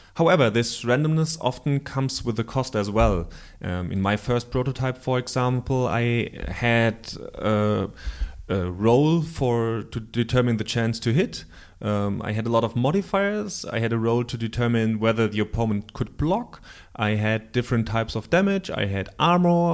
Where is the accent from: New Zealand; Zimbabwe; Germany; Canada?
Germany; accent: German; English is a second language; my bloody German accent